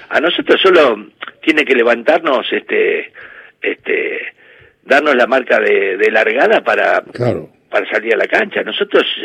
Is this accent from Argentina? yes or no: yes; Lanús, Buenos Aires Province, Argentina; Mira, siempre que me fui de Lanús fui infeliz así que termino volviendo. Y estoy viviendo en la misma casa que me crié, este, en la casa de mi viejo, que es un departamentito de dos ambientes.